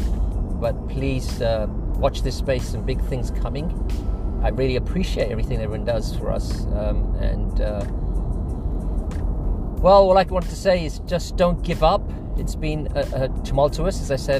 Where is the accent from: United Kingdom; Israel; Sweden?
United Kingdom; London; I'm originally from London